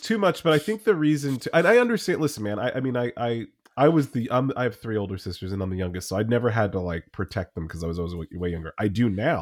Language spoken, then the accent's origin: English; New Jersey, United States; I grew up in Jersey